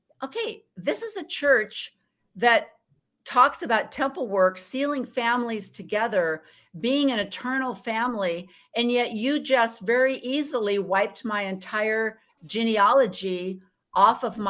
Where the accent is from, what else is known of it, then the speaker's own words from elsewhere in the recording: Illinois, United States; also born or lived in Oregon / Washington; now in Arizona, United States; I was born and raised in Illinois, Midwest, corn country.